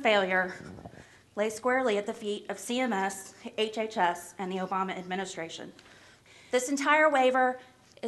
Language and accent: English; Clay County, Kentucky, United States; I'm from Clay County, Kentucky